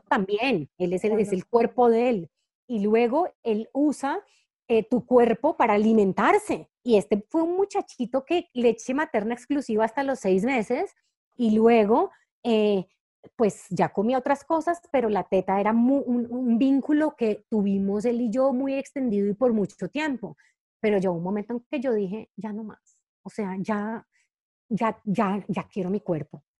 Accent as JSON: {"language": "Spanish", "town": "Cali", "region": "Valle del Cauca", "country": "Colombia", "also_born_or_lived": "Bogotá, Colombia", "moved": "as an adult", "said": "yo soy caleña y Cali es una ciudad que es superimportante para mí"}